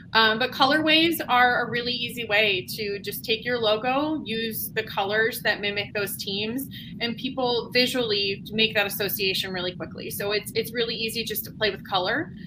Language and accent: English; Buffalo, New York, United States; now in Cincinnati, United States; I'm actually originally from Buffalo, New York